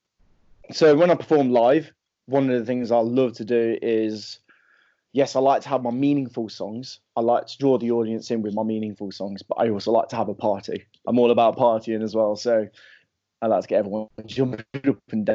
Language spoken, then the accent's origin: English; Leicester, East Midlands, United Kingdom; my hometown called Leicester